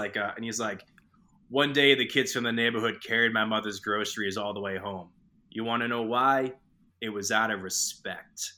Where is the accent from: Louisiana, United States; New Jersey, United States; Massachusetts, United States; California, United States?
Massachusetts, United States; Boston; I grew up in Boston